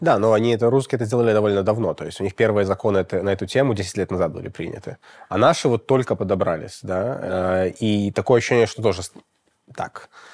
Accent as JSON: {"language": "Russian", "country": "Belarus", "said": "у нас, э, в Беларуси"}